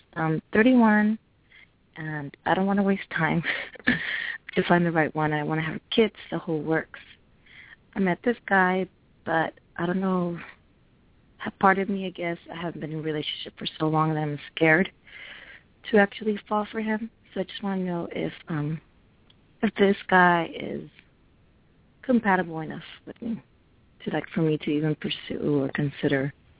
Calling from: California, United States; I'm calling from California.

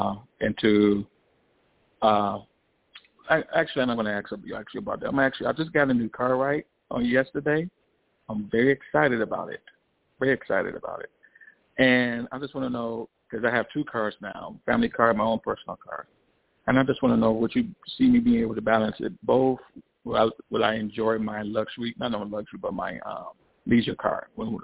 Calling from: Chicago, Illinois, United States; I'm calling from Chicago.

